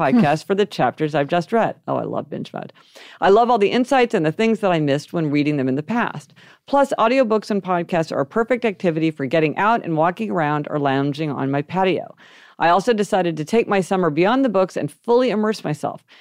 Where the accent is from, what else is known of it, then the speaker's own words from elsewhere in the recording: Kansas City, Missouri, United States; We grew up in Kansas City, Missouri